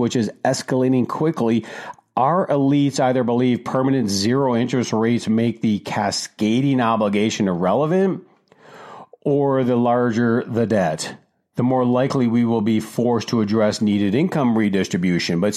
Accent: Detroit, Michigan, United States; moved away; I grew up in Detroit

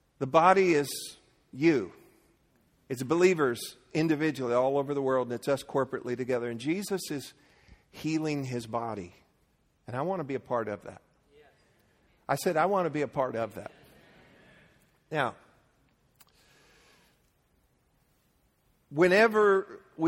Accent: Leesburg, United States; I grew up in Leesburg

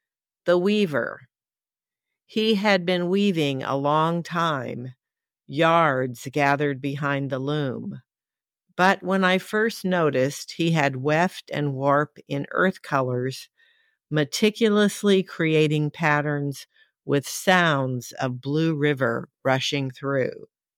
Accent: Oklahoma, United States; also born or lived in San Antonio, United States / New Jersey, United States; I was born in San Antonio, and of course the river runs through the city, although it's not exactly blue. The pecans in the second verse grew in our backyard in Oklahoma, and it seemed like a very dusty place.

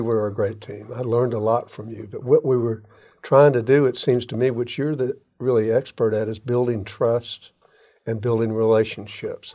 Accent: Jacksonville, Florida, United States; I grew up in Ortega, and we shopped, my parents shopped for groceries at Allen's in Avondale.

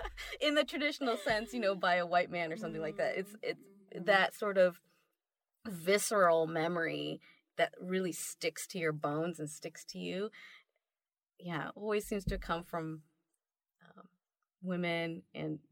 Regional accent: United States; as a Japanese American woman

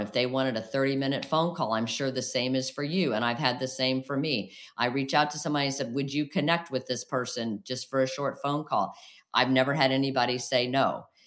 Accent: outside of Springfield, Illinois, United States; also born or lived in Saint Louis; we grew up outside of Springfield, Illinois, so downstate, as they say.

